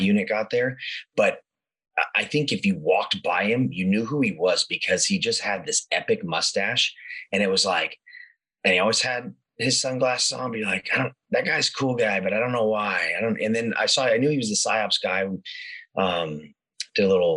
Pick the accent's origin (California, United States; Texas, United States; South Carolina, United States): California, United States; Northern; also born or lived in Stockton, California / Sacramento, California; I was born and raised in Northern California